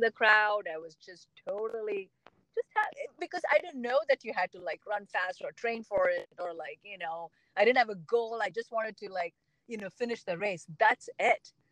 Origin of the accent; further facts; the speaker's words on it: South India, India; moved away; I grew up in South India.